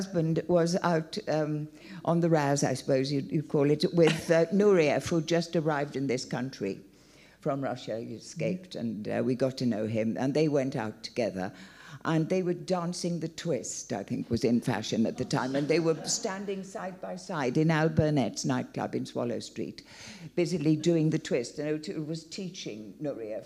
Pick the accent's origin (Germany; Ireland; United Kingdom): United Kingdom; Wales; I'm Welsh.